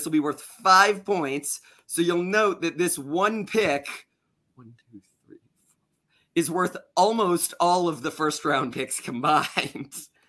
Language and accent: English; Florida, United States; I'm born and raised in Florida.